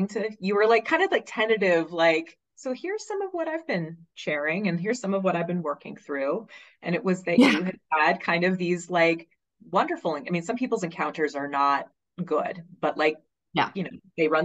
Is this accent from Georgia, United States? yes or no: no; Laramie, Wyoming, United States; moved away; also born or lived in New Mexico; growing up in Laramie, Wyoming